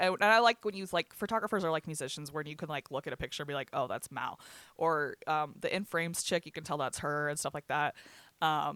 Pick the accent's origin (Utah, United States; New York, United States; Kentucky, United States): Utah, United States; Bryce; I grew up in Bryce